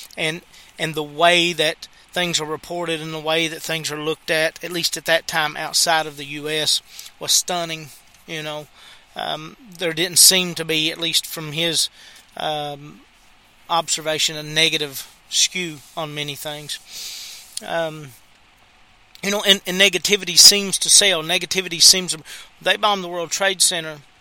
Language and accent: English; United States; I'm American